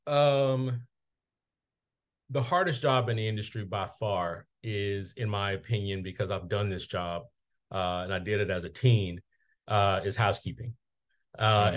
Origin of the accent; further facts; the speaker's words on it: Mobile, Alabama, United States; my hometown of Mobile, Alabama